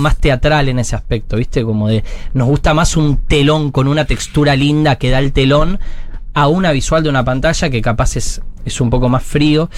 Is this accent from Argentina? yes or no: yes; Buenos Aires, Argentina